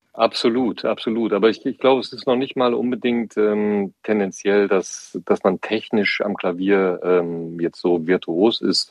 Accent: Siegerland, North Rhine-Westphalia, Germany; in meiner Heimat äh, im Siegerland

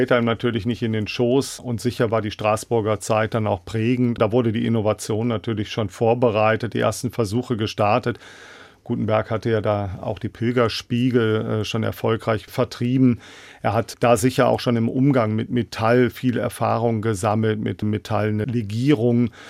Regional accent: North Rhine-Westphalia, Germany; now in Mainz, Germany; Also ich bin ja selber äh, Rheinländer, bin am Rhein groß geworden, einmal durchs Gebirge, würde ich sagen, in Batonew, etwas südlich von Bonn.

